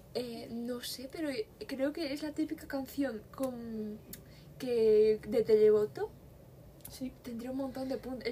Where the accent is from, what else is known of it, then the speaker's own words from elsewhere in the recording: Spain; somos de España